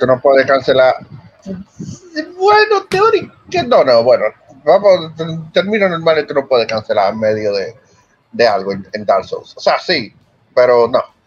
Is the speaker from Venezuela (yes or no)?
no; Dominican Republic; yo soy dominicano